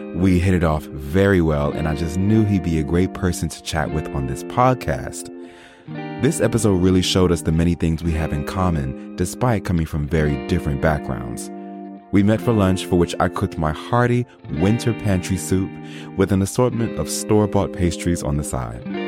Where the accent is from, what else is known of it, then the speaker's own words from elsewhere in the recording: New York, United States; me growing up in New York